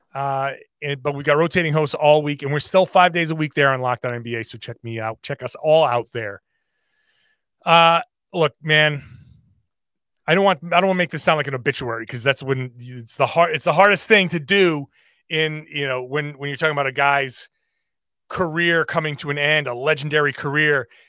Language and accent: English; Rhode Island, United States; I grew up in Rhode Island